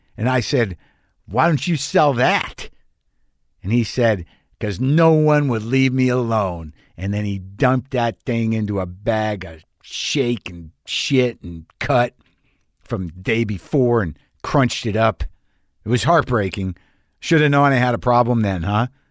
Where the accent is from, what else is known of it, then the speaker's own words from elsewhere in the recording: Albuquerque, New Mexico, United States; my hometown of Albuquerque, New Mexico